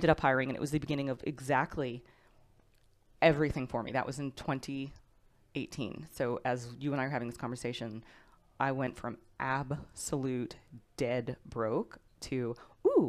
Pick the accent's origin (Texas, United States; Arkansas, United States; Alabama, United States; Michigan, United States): Texas, United States; I grew up in Texas